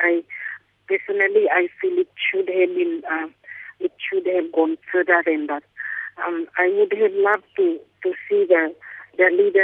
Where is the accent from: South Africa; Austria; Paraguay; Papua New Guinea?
Papua New Guinea; Carteret Islands, Bougainville; I'm from Carteret in Papua New Guinea